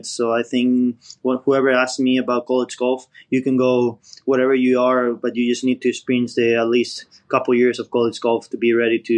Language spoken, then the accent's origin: English; Spain; English is a second language; moved away; And when I came from Spain, my English wasn't at a grade level yet.